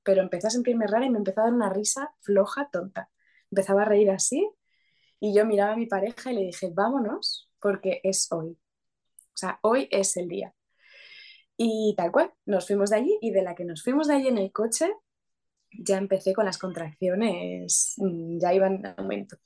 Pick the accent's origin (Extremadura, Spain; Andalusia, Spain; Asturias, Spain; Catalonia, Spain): Asturias, Spain; now in Madrid, Spain; soy asturiana y su papá es sevillano, pero vivimos en Madrid